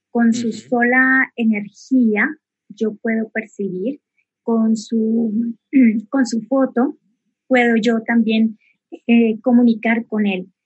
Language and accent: Spanish; Bogotá, Colombia; also born or lived in Neiva; Bogotá. Y, bueno, prácticamente me considero más, más bogotana porque he vivido mayor parte de mi vida aquí en Bogotá.